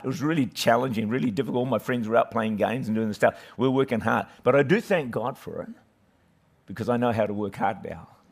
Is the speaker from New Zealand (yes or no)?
yes; Auckland, New Zealand; I was raised uh, in the middle of town in Auckland there, great city of Auckland, great nation of New Zealand